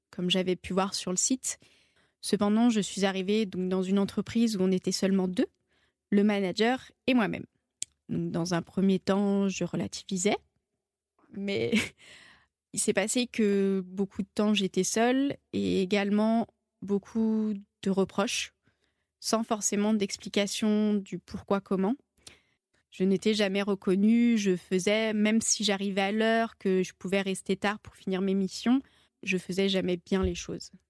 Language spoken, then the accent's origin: French; Rhône Valley, France; Chez nous, en Vallée du Rhône, c'est l'université du vin de suse